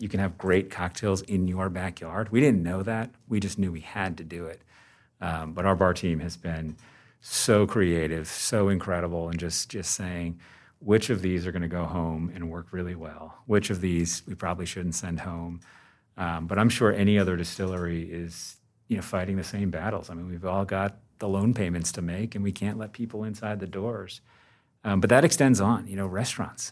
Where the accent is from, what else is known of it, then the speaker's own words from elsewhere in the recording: Vermont, United States; I grew up in Vermont. Um, I chose to live here and raise my family.